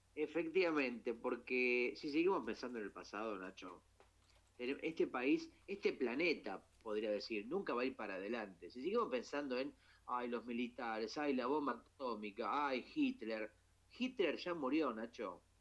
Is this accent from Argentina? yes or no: yes; Argentina